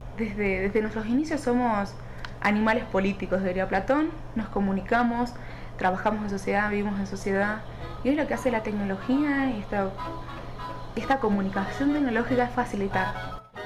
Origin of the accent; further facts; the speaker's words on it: Argentina; now in Mexico City, Mexico; Soy argentina, pero actualmente vivo en Ciudad de México